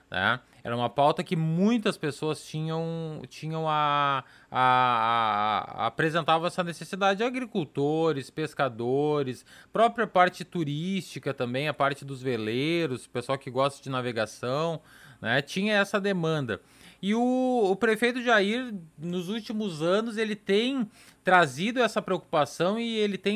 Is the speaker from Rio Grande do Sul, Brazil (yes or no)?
yes; Arroio Ribeiro, Rio Grande do Sul, Brazil; eu que me criei tomando banho no Arroio Ribeiro